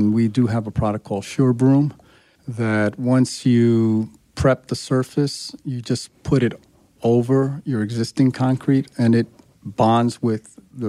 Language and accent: English; New York, United States; also born or lived in Chicago; Born in Chicago, grew up in New York.